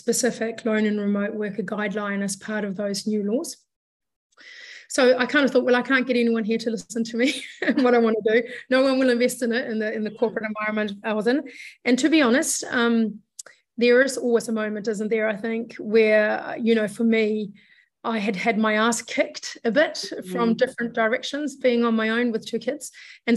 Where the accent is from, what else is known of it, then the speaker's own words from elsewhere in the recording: Sweden; moved away; I'm from Sweden originally.